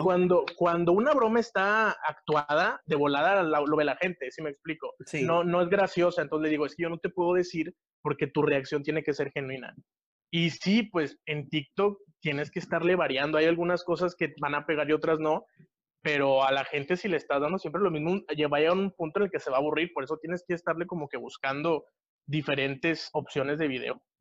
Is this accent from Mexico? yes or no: yes; Monterrey, Nuevo León, Mexico; yo soy de Monterrey, Nuevo León, México